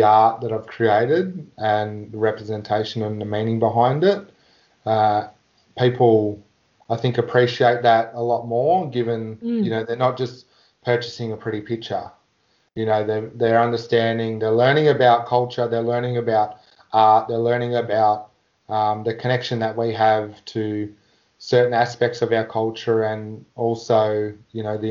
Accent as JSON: {"language": "English", "town": "Warrnambool", "region": "Victoria", "country": "Australia", "tie": "born or raised there", "said": "I grew up in Warrnambool, and as a young fellow I got to get into the Aboriginal dancing"}